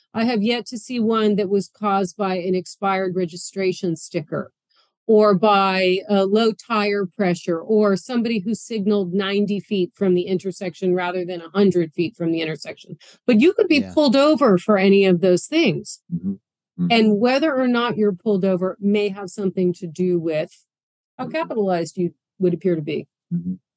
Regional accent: Boston, Massachusetts, United States; now in New York City, United States; I'm from Boston

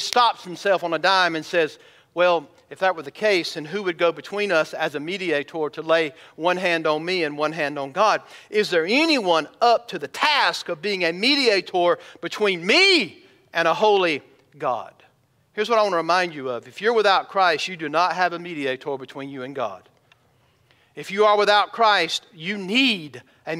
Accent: United States; I'm an American. I love my country

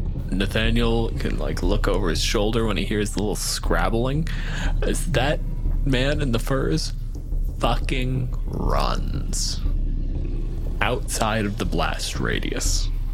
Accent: Canada

